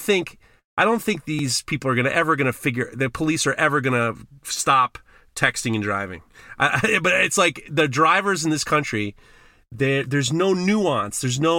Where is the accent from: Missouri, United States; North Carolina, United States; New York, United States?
New York, United States; moved away; when I grew up in New York